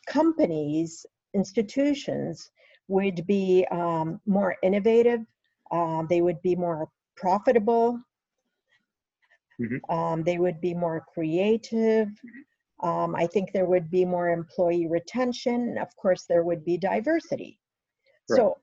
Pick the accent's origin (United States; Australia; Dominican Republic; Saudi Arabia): Saudi Arabia; Dhahran, Eastern Province; I was born in Dahran, Saudi Arabia, raised as one girl among three boys